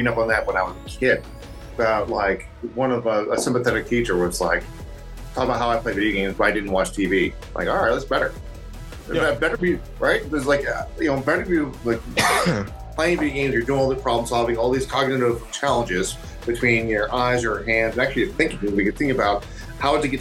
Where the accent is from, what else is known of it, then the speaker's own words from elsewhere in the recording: New Jersey, United States; I'm from New Jersey